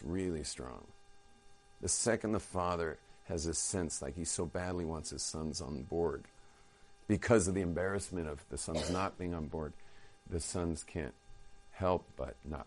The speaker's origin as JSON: {"language": "English", "town": "Los Angeles", "region": "California", "country": "United States", "moved": "as an adult", "lives_now": "Jerusalem, Israel", "said": "I was from the northern bay"}